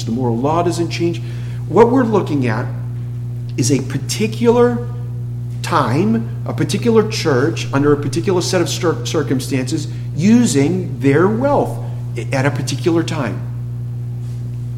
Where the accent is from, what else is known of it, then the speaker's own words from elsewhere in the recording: Massachusetts, United States; I'm from Massachusetts